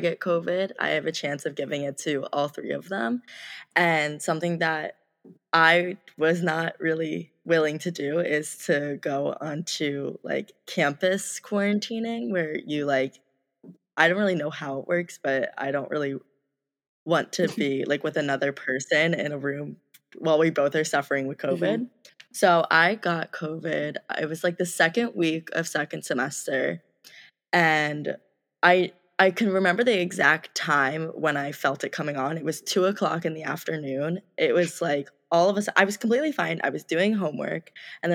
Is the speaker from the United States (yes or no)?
yes; Blue Bell, Pennsylvania, United States; moved away as an adult; now in Madison, United States; I'm from Bluebell, Pennsylvania